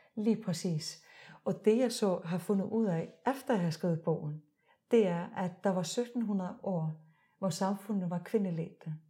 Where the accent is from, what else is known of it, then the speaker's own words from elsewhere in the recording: Iceland; now in Denmark; jeg er født og opvokset i Island.